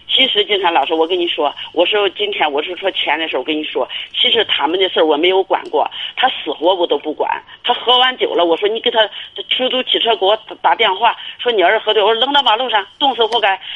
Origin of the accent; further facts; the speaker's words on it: Inner Mongolia, China; 我是内蒙的